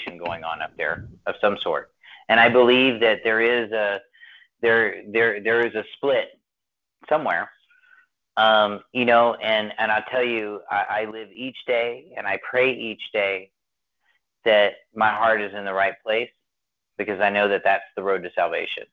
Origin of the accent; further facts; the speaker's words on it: San Antonio, Texas, United States; I grew up in John Hagee's church here in San Antonio